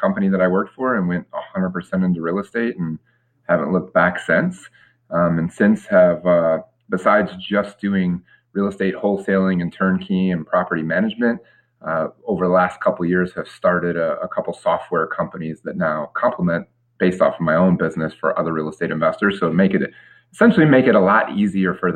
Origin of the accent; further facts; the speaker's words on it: Detroit, Michigan, United States; moved away as an adult; now in Tampa, United States; I'm born and raised in the Metro Detroit, Michigan market